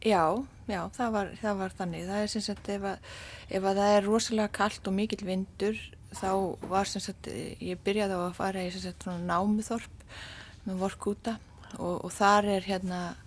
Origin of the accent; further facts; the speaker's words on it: Iceland; also born or lived in Canada; ég er Íslendingur